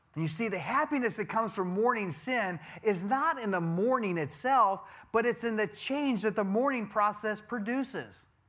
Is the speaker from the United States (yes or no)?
yes; Wisconsin, United States; I'm a cheesehead. I'm from Wisconsin.